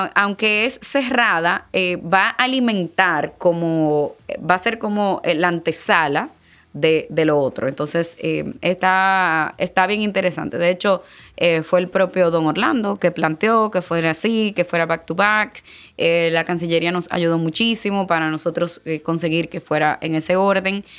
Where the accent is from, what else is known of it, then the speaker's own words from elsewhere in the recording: Dominican Republic; soy dominicana